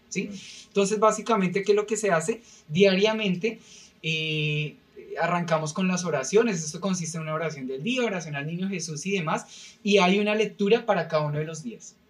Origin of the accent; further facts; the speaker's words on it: Bogotá, Colombia; moved away as an adult; also born or lived in Villavicencio; now in Peru; yo primero nací en Bogotá, eh, la capital, y allí digamos que yo viví toda mi vida